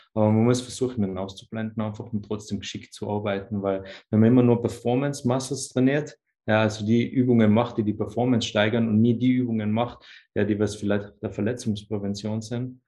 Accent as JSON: {"language": "German", "region": "Tyrol", "country": "Austria", "said": "Ich komme aus Tirol in Österreich"}